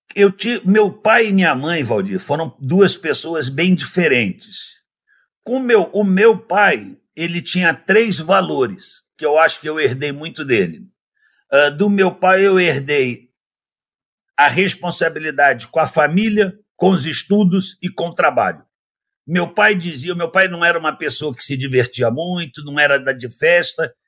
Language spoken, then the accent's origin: Portuguese; Rio de Janeiro, Brazil; also born or lived in United States; eu sou nascido no Rio de Janeiro, eu nasci numa família de classe média do Rio de Janeiro